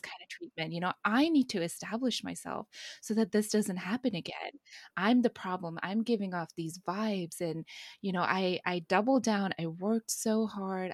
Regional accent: India; I'm Indian

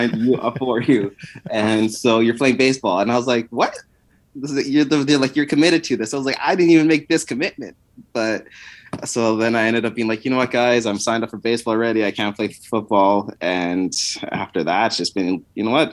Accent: Winnipeg, Manitoba, Canada; growing up in Winnipeg, as much as you can in the freezing tundra of Canada

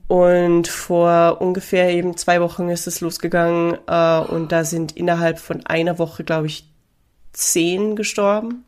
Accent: Austria; now in Seoul, South Korea; ich bin Österreicherin und wir trinken Bier

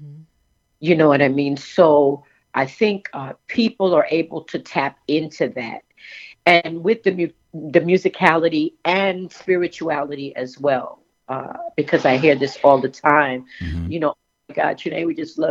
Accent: New York, United States; moved away; also born or lived in Charleston, South Carolina; I'm originally from New York, and I moved to Charleston

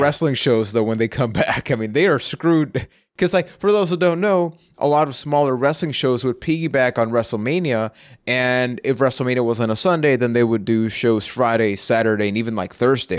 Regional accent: Puerto Rico; I am from Puerto Rico

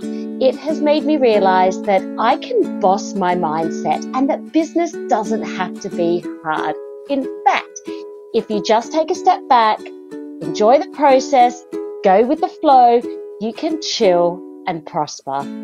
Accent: Darwin, Northern Territory, Australia; now in London, United Kingdom; I'm a mindfulness teacher based in London, but I'm originally from Darwin

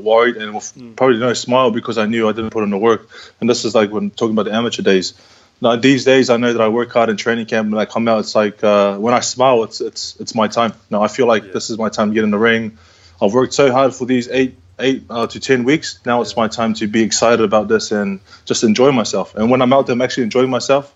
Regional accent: Samoa; now in New Zealand; I'm born in Samoa. As much as I love my Samoan culture, and you know, I'm born in Samoa. So I'm in New Zealand, so I'm a New Zealander with Samoan heritage

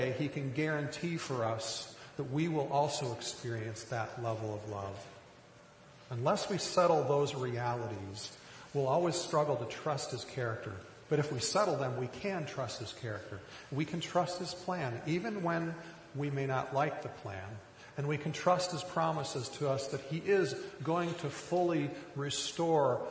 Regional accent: rural Minnesota, United States; I grew up in rural Minnesota.

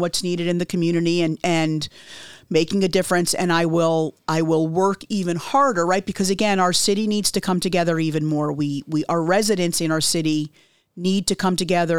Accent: Connecticut, United States; now in Deltona, United States; my mom and I still have a lot of family in my home state of Connecticut

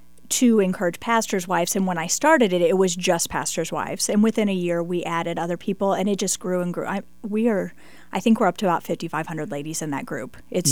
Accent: St. Louis, Missouri, United States; I am from St. Louis. We go to Lafayette Bible Baptist Church in Wildwood, Missouri. It's about 30 minutes right outside of St. Louis.

